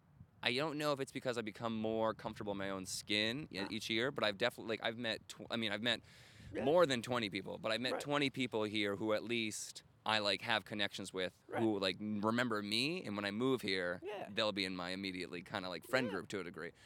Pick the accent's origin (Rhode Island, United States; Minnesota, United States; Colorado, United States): Rhode Island, United States; moved away; also born or lived in Chicago; I grew up in Rhode Island.